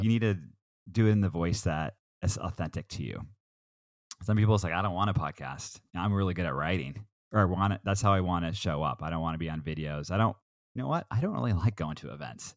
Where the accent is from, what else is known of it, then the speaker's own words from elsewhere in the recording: Southern Oregon, United States; also born or lived in Portland, Oregon; I'm an Oregon kid. I grew up in Southern Oregon.